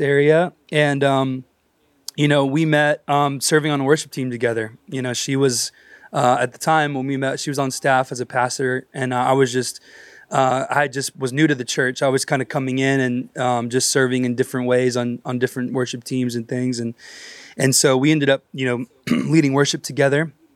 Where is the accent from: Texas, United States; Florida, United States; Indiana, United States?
Texas, United States; I was raised in church in Texas